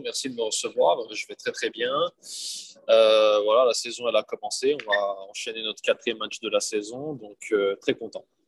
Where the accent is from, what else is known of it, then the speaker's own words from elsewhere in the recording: Bern, Switzerland; moved away as an adult; also born or lived in Lyon, France / Montpellier, France / Schaffhausen, Switzerland; now in Chambéry, France; j'ai déménagé assez vite en Suisse, où j'ai grandi, où j'ai passé ben, toute mon enfance, toute mon adolescence